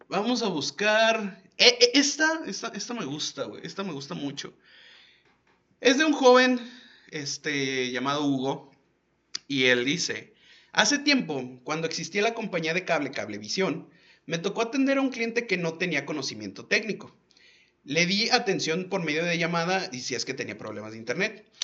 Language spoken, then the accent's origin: Spanish; León, Guanajuato, Mexico; moved away; allá en León, o sea, de donde soy